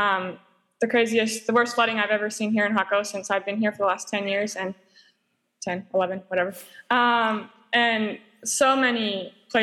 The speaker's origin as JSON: {"language": "English", "area": "Cowichan Valley", "region": "British Columbia", "country": "Canada", "tie": "born or raised there", "moved": "as an adult", "lives_now": "Costa Rica", "said": "I grew up in the Cowichan Valley and grew up going to New Life Community Baptist Church"}